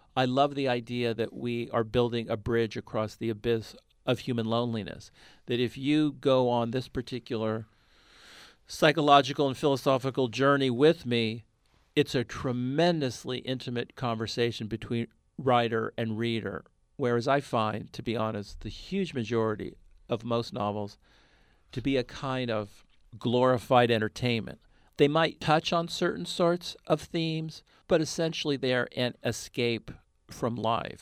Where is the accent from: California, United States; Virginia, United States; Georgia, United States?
California, United States; Bay Area; I grew up in the Bay Area